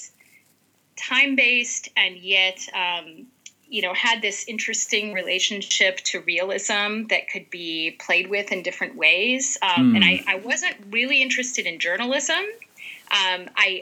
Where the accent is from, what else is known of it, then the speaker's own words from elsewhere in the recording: right outside of Los Angeles, California, United States; I grew up right outside of Los Angeles